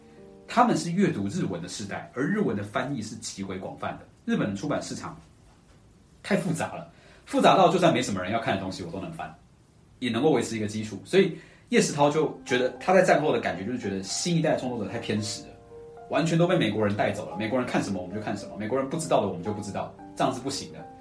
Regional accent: Taiwan; 我作为本省人，我要来负责照顾他。

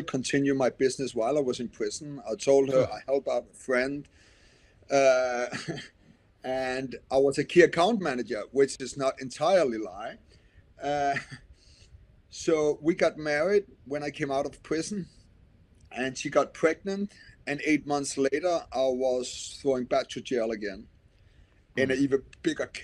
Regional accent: Denmark; I'm from Denmark

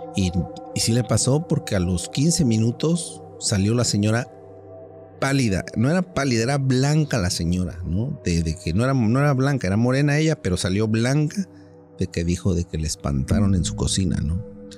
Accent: Mexico City, Mexico; moved away; vivía yo en la Ciudad de México, yo soy originario de la Ciudad de México

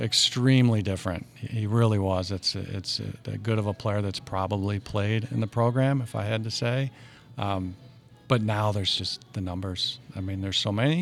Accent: St. Louis, Missouri, United States; we claimed North Saint Louis, but it was more Maryland Heights, Bridgeton

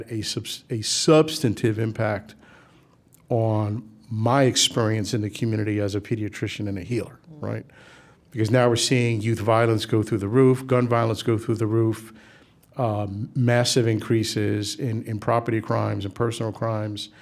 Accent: New York City, New York, United States; We grew up in the South Bronx at a time when it was, you know, it was a challenge

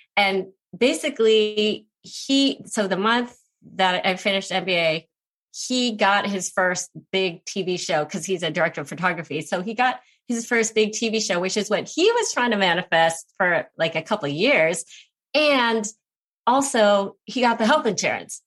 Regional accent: United States; I'm Asian American

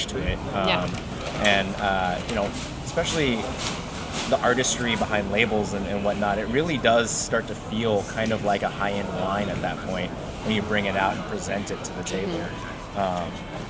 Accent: Lexington, Kentucky, United States; Lexington. That's my hometown

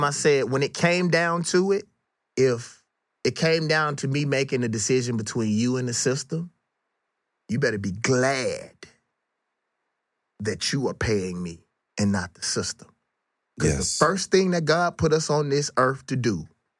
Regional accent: Mississippi, United States; moved away as an adult; also born or lived in Atlanta, Georgia; They knew I was from Mississippi. Let me scream Mississippi.

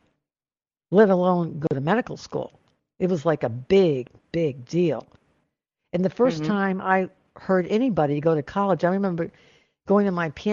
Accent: Rhode Island, United States; I grew up in Rhode Island

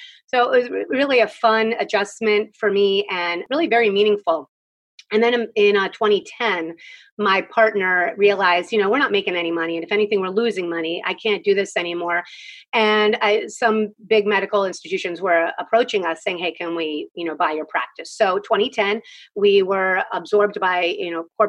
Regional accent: Philadelphia, Pennsylvania, United States; moved away as an adult; now in Southern Maryland, United States; I grew up in Philadelphia.

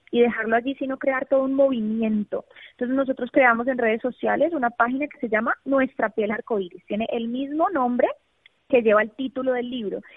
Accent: Colombia; moved away as an adult; now in United States; yo soy psicóloga colombiana

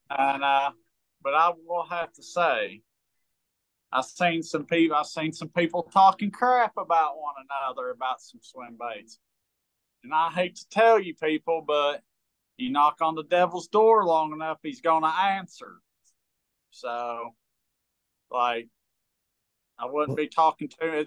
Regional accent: United States; I grew up on big water. I grew up on Kentucky Lake and I get some big waves there.

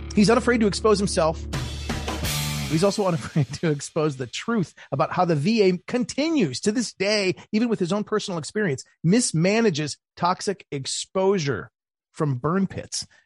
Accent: Maryland, United States; my home state of Maryland

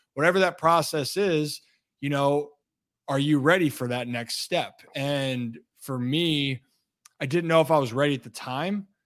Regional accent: Hunt Valley, Maryland, United States; moved away as an adult; now in Washington, D.C., United States; I grew up outside the city, so Hunt Valley is about 25 ish

